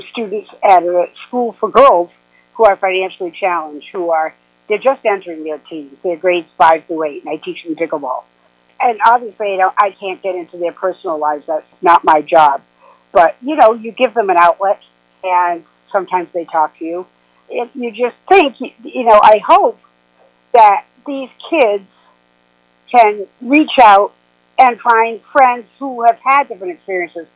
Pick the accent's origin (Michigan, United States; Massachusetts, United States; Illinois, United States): Massachusetts, United States; South Coast of; moved away; also born or lived in New York; I lived in New York for over 40 years, but I grew up here in South Coast of Massachusetts, and I moved back